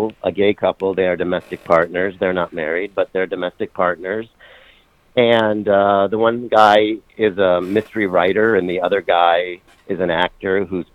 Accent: Michigan, United States; moved away as an adult; also born or lived in New York; We're both from Michigan

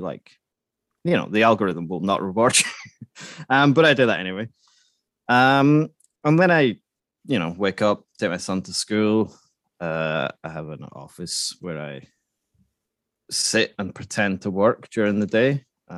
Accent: Scotland, United Kingdom; now in Sweden; I live in Sweden, but I'm Scottish.

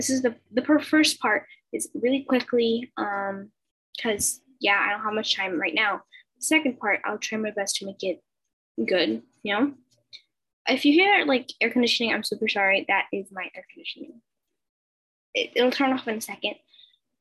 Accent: Colombia; English is a second language; I'm from Colombia and English is my second language.

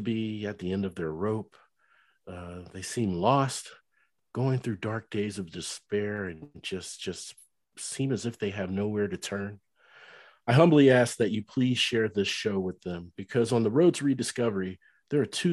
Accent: Cincinnati, Ohio, United States; moved away as an adult; now in North Texas, United States; I lived in Cincinnati for many years growing up

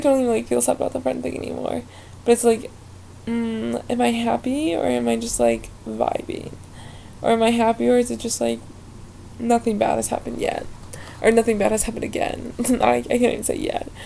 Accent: Ohio, United States; moved away as an adult; I'm originally from Ohio

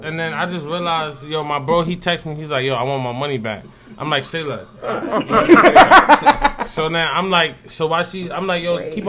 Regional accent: New York City, New York, United States; I'm from Harlem, you feel me? But, like, I be all over the East Coast, huh?

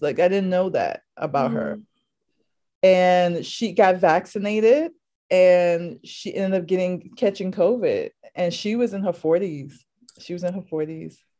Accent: New York City, New York, United States; also born or lived in Harlem, New York City; I'm from New York City, specifically originally from the Lower East Side of Manhattan, and I currently live in Harlem.

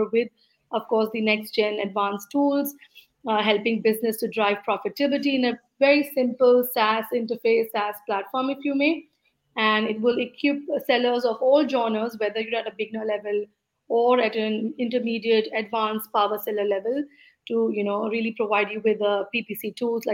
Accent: India; moved away as an adult; also born or lived in Singapore / Dubai / United States; moved back to my home country, which is in India

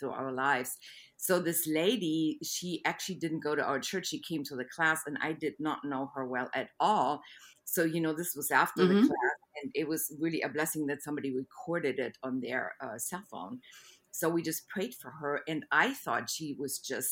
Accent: Germany; moved away as an adult; also born or lived in Munich, Germany; now in Houston, United States; I grew up in Germany

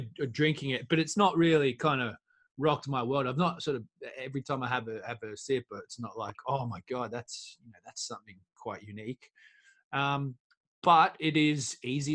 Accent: Australia; I'm Australian

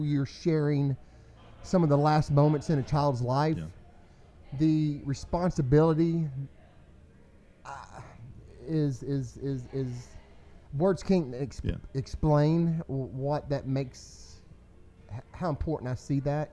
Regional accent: Denton, Texas, United States; I was born here in Denton

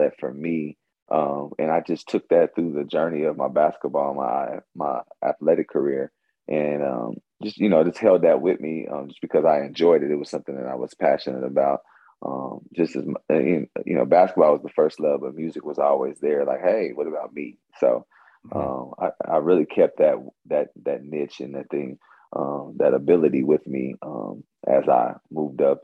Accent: Kansas City, Kansas, United States; I'm from Wyandotte County. Was blessed to go to one of the most amazing elementary schools, which I always say is Hazel Grove

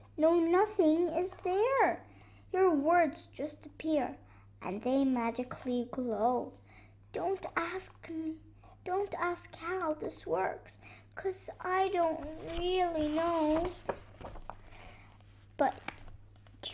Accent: Beirut, Beirut Governorate, Lebanon; I'm 7 years old and I'm from Lebanon, Beirut

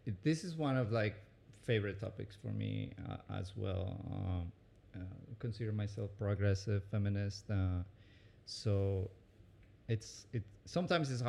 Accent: Medellín, Antioquia, Colombia; English is a second language; moved away as an adult; also born or lived in Orlando, Florida; now in United States; I was born in Medellin, Colombia, one of the most dangerous cities actually in the 90s

